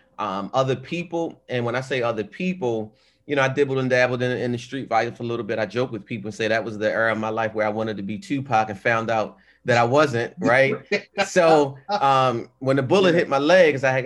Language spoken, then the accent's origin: English; Baltimore, Maryland, United States; Growing up in Baltimore